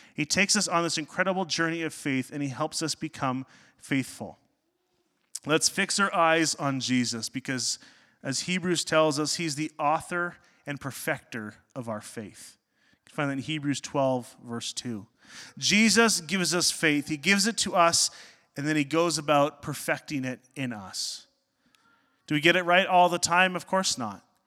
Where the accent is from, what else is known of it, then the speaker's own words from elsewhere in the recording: Northern Ontario, Canada; I grew up in Northern Ontario